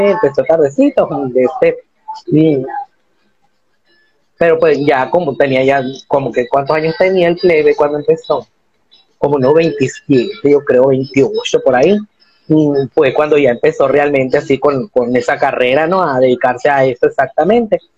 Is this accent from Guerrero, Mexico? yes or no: no; Hermosillo, Sonora, Mexico; de aquí a Hermosillo Sonora hacemos, sí, de aquí hacemos los dos de Hermosillo Sonora. Vivimos en la misma colonia y todo